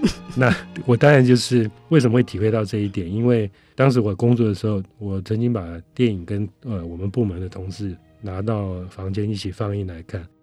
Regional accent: Taiwan; 我们台湾人

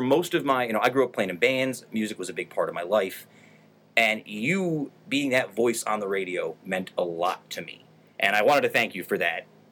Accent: Utica, New York, United States; growing up in Utica when I did

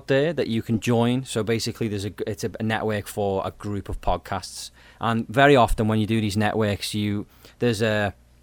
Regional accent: United Kingdom

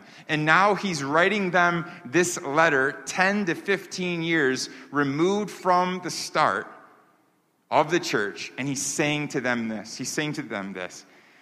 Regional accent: New York, United States; I grew up in New York

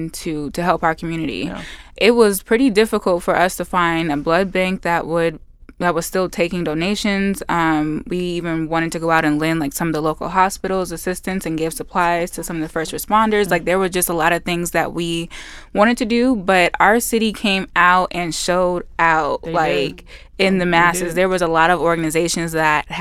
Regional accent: New York, United States; now in Las Vegas, United States; My family's from back east. I'm from back east. I'm originally from New York

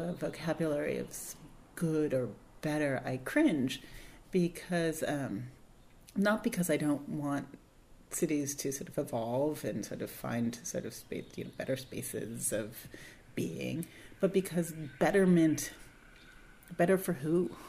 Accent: Berkeley, California, United States; growing up in Berkeley in the 70s and 80s

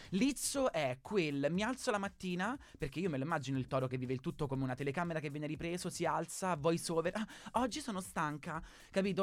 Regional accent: Marche, Italy; io sono una marchigiana

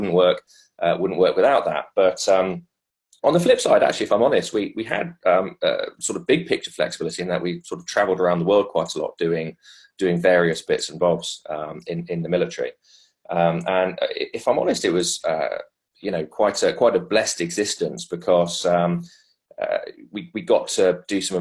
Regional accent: England, United Kingdom; also born or lived in South Africa; as an Englishman

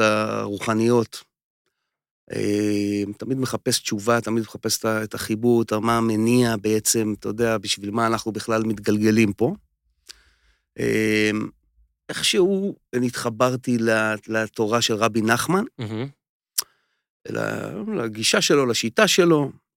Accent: Nir Tsvi, Central District, Israel; אני ממושב ניר צבי

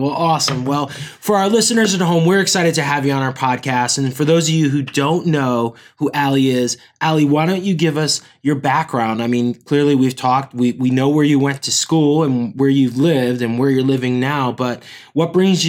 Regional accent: Connecticut, United States; oh, I'm from Connecticut.

